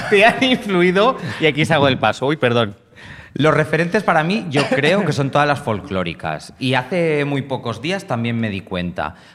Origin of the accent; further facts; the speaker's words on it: Granada, Andalusia, Spain; curanderos o curanderas de toda la zona de donde yo soy, de Granada?